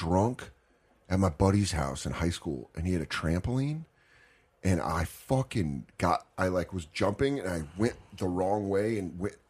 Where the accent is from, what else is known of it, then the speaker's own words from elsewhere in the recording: Colorado, United States; growing up in Colorado